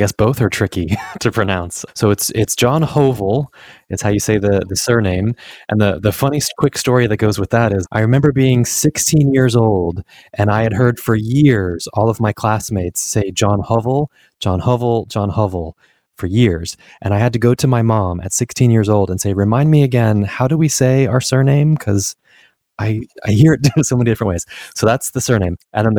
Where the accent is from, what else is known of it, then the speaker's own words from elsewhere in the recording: Washington, District of Columbia, United States; born there; also born or lived in South East England, United Kingdom; So I was born in Washington, D.C. and lived around the States for most of my life and career.